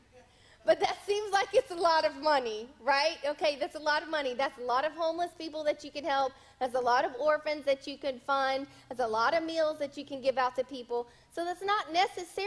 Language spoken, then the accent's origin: English; the South, United States; I was raised in the South